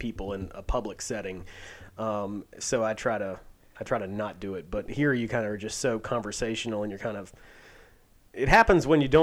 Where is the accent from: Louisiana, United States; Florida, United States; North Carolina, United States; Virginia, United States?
Virginia, United States; accent: Southern; I'm from Virginia